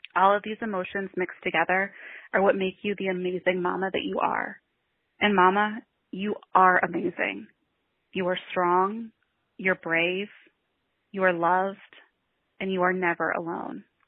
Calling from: Cincinnati, Ohio, United States; I'm calling from Cincinnati, Ohio in the USA

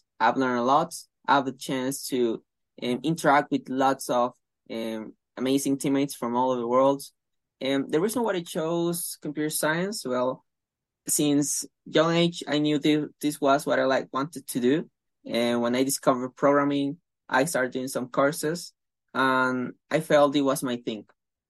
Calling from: Venezuela; I'm calling from Venezuela, and I'm a student in the Bachelor of Science, Computer Science offered by University of London

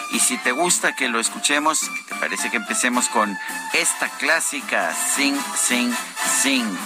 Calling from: State of Mexico, Mexico; del Estado de México.

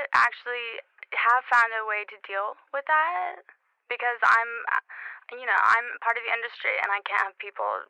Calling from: Los Angeles, California, United States; I'm calling from Los Angeles.

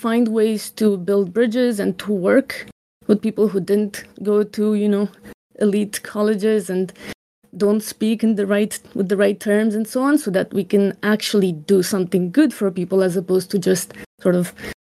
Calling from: San Diego, California, United States

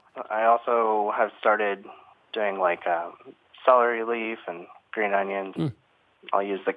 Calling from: Phoenix, Arizona, United States; I'm calling from Phoenix.

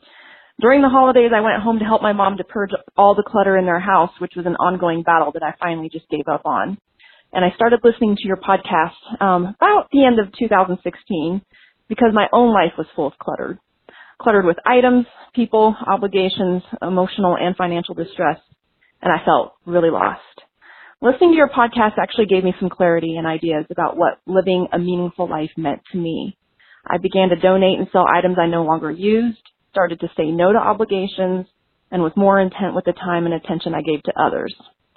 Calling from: Denver, Colorado, United States; I'm calling from Denver, Colorado.

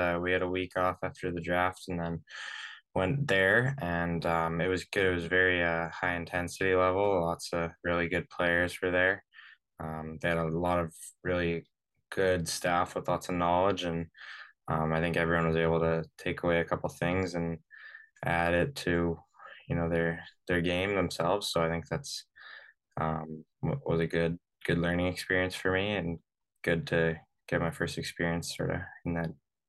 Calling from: Vancouver, British Columbia, Canada; I'm from calling you from Vancouver today. I just got home.

